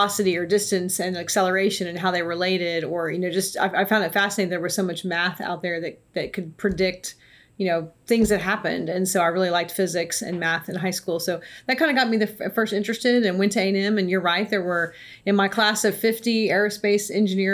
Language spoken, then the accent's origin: English; McAllen, Texas, United States; moved away as an adult; I was born and raised in South Texas, so my parents are still down there in McAllen, Texas